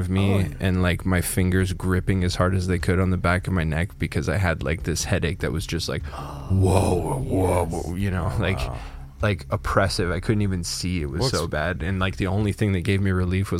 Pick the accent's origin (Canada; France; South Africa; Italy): Canada; moved away as an adult; also born or lived in Texas; I grew up in that small town